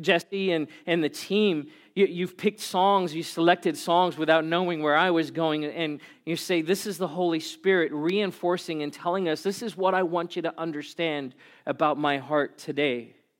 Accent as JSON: {"language": "English", "country": "South Africa", "tie": "born or raised there", "moved": "yes", "lives_now": "Glendora, United States", "said": "I was born and raised in South Africa, as a white South African"}